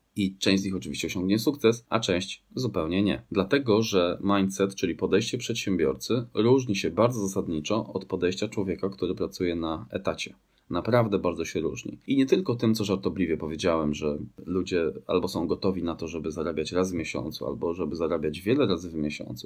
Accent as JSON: {"language": "Polish", "town": "Grudziądz", "region": "Kuyavian-Pomeranian Voivodeship", "country": "Poland", "tie": "born or raised there", "said": "Pochodzę z Grudziądza, takie piękne miasto nad Wisłą"}